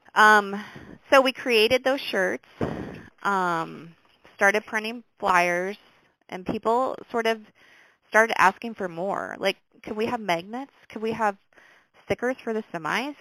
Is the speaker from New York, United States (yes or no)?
no; Brooklyn, Iowa, United States; born or raised there